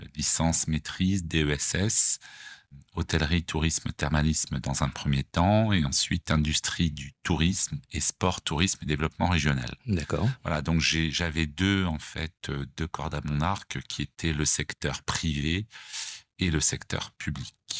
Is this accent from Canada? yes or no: no; Savoie, Auvergne-Rhône-Alpes, France; moved away as an adult; also born or lived in Paris; now in Nice, France; étant attaché euh, quand même à la Savoie, puisque je suis savoyard d'origine